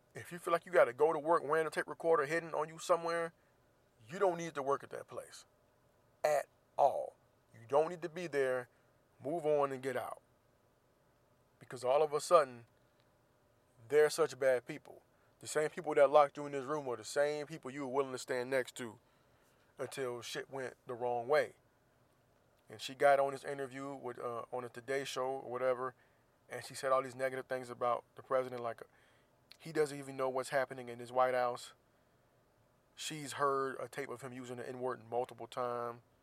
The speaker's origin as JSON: {"language": "English", "region": "Florida", "country": "United States", "said": "Florida, of course, my home state"}